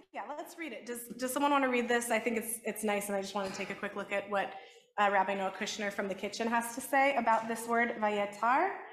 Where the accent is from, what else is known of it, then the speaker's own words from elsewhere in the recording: Los Angeles, California, United States; because I'm from